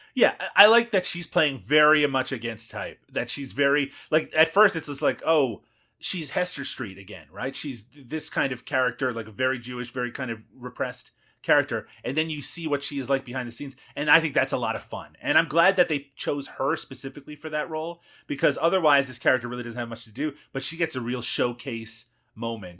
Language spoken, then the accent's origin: English; Newfoundland and Labrador, Canada; I'm from Newfoundland